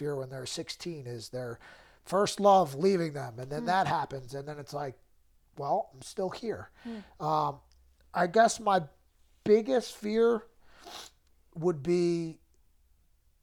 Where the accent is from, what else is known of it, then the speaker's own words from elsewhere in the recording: Trevose, Pennsylvania, United States; I grew up in Trevo's, Pennsylvania, which is like Philly suburbs